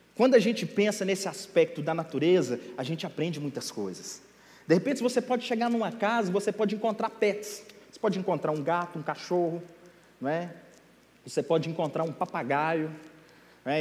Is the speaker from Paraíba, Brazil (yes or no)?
no; Minas Gerais, Brazil; eu sou mineiro, uai. E lá a nossa comida é bem peculiar